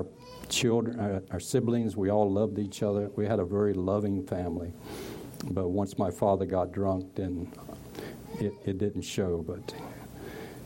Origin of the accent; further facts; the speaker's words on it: Broadway, North Carolina, United States; I was born in North Carolina, Broadway, North Carolina, in 1950, May 10th